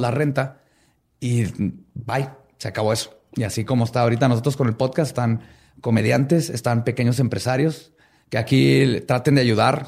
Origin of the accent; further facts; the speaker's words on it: Mexico; somos mexicanos y somos chingones